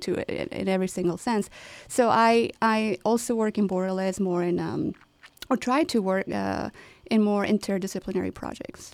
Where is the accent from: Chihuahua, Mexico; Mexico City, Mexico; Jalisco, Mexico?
Chihuahua, Mexico; moved away as an adult; now in Chicago, United States; my hometown, Chihuahua, Mexico